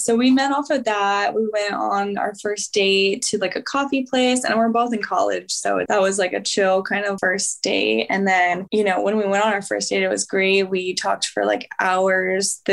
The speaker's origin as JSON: {"language": "English", "region": "California", "country": "United States", "also_born_or_lived": "Boise", "moved": "as an adult", "said": "I'm from California"}